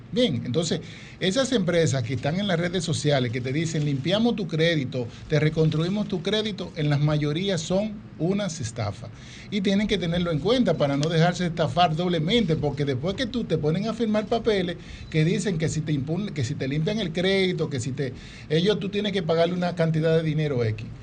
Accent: Dominican Republic; somos dominicanos

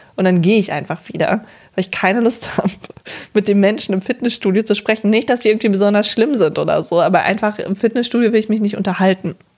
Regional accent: Cologne area, North Rhine-Westphalia, Germany; ich komme ja von hier, aus Köln, oder nicht aus Köln, aber aus der Umgebung

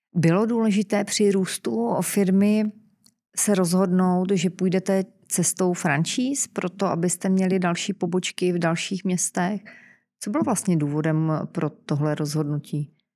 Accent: Czechia; Jsme my Češi

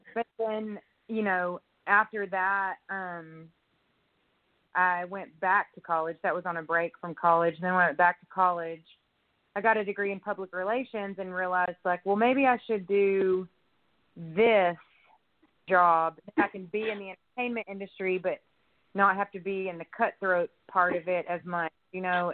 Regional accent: Longview, Texas, United States; also born or lived in Houston, Texas; now in Austin, United States; I was born in Houston, grew up in Longview, Texas, and I've lived in Austin now um, for 20 years.

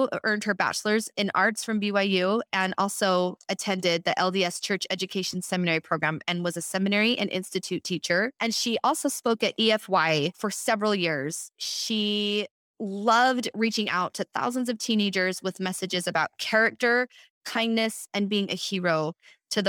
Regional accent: Edmonton, Alberta, Canada; we're fellow Canadians. She was born in Vancouver and I was born in Edmonton, Alberta.

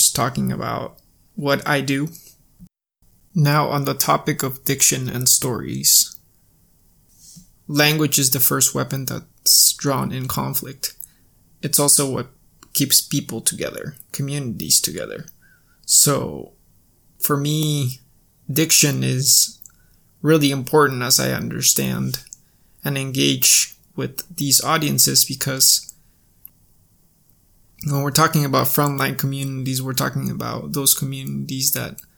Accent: Cusco, Peru; moved away; Cusco, my hometown

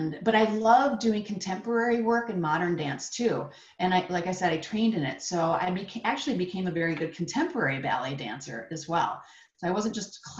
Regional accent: upstate New York, United States; I lived in upstate New York

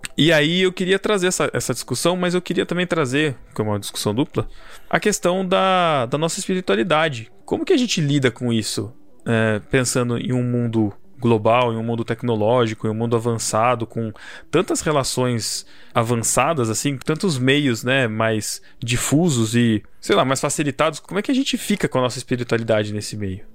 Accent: Botucatu, São Paulo, Brazil; Sou de Botucatu

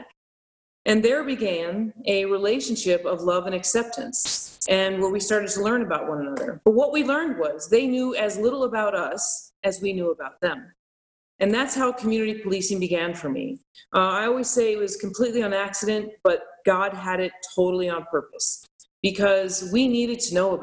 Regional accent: Albuquerque, New Mexico, United States; now in Las Vegas, United States; I grew up in Albuquerque, New Mexico, where the majority of us were Hispanic in my neighborhood. We spoke Spanish

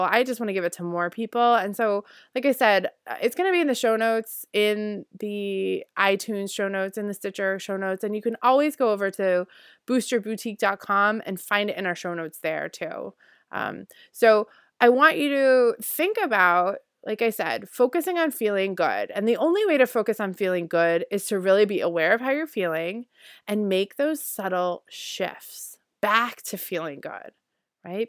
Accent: Northeast, United States; also born or lived in Guatemala; I grew up in the Northeast

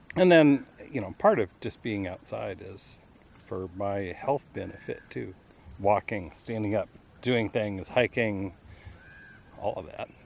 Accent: Alaska, United States; also born or lived in Colorado; I was born in Colorado. We, my family moved here when I was about 12. So I've lived in Alaska almost my whole life

